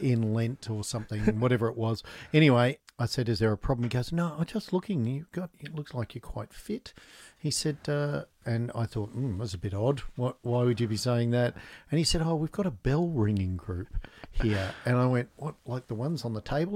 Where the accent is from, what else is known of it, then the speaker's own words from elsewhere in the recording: Newcastle, New South Wales, Australia; also born or lived in Canberra; I grew up in Newcastle